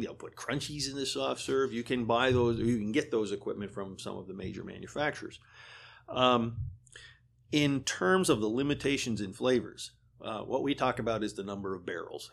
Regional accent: Vermont, United States; now in Pennsylvania, United States; I grew up in Vermont

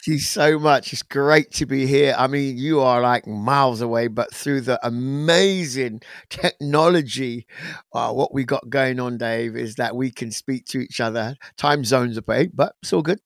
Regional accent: England, United Kingdom; I'm actually British born. I was born in England, um, of Caribbean parents

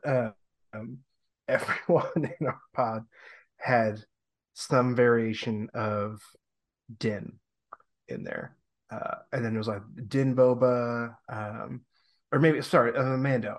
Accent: Long Island, New York, United States; also born or lived in the South; now in Upstate New York, United States; I'm from Long Island

